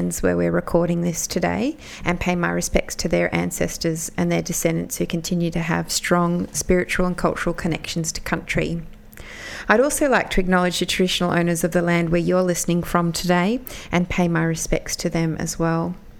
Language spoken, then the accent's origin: English; Brisbane, Queensland, Australia; I'm a non-Indigenous woman born and raised on Jagera and Turrbal country